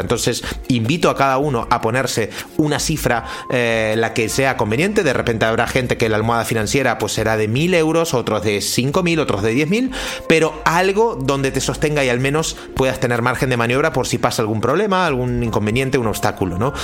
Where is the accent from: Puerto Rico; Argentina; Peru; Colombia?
Argentina; also born or lived in Central America; now in Spain; yo soy argentino, hace 20 años que vivo en España